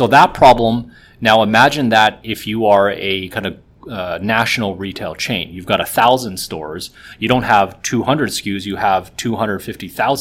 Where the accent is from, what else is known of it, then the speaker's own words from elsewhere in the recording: Vancouver, British Columbia, Canada; moved away as an adult; also born or lived in Shanghai; now in Toronto, Canada; I was born in Shanghai. I moved to Vancouver actually when I was about 3 years old. I spent my whole life in Vancouver up until about 10 years ago. I moved to Toronto.